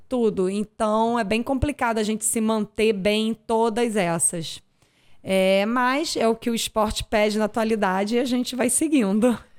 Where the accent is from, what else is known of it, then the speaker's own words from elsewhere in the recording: Niterói, Rio de Janeiro, Brazil; also born or lived in Arraial do Cabo; eu sou de Niterói